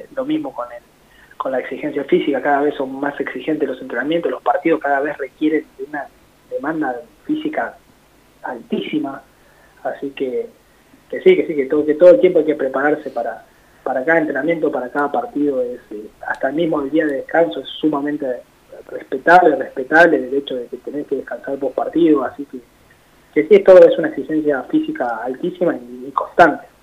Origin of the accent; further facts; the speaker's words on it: La Plata, Buenos Aires Province, Argentina; yo soy acá de La Plata